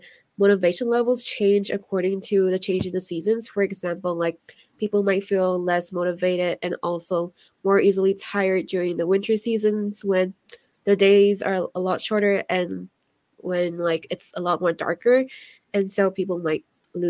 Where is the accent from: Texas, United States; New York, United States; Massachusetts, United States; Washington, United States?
Washington, United States; I'm from Washington State